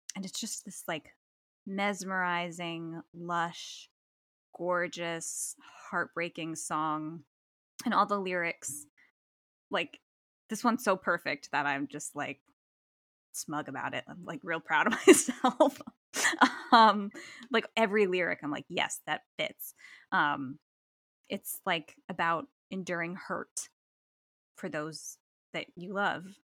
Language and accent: English; New Jersey, United States; now in Western New York, United States; I'm from New Jersey